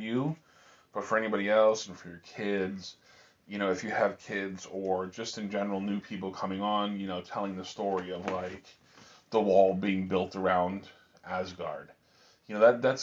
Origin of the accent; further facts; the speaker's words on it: United States; we're American.